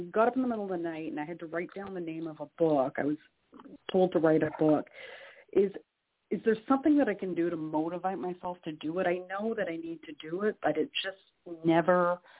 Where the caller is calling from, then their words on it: Canada; calling from Canada.